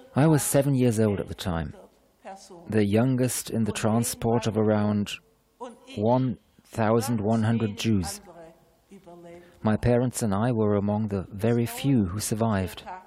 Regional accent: Kippenheim, Baden-Württemberg, Germany; also born or lived in Jebenhausen, Göppingen, Swabia; I am a Jewish girl from the village of Kippenheim in Baden and from Jebenhaus in Göppingen in Swabia. I was born on December the 31st, 1934, in Kippenheim

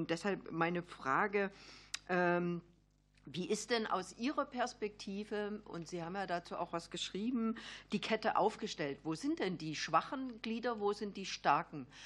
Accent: Saxony-Anhalt, Germany; Also ich komme ja aus Sachsen-Anhalt, Solar Valley. Ich habe die Region fallen sehen nach der Wende.

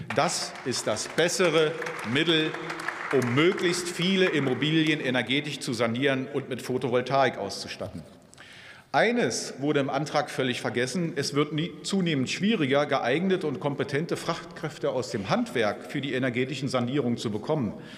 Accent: Hanover, Lower Saxony, Germany; bei uns in Hannover

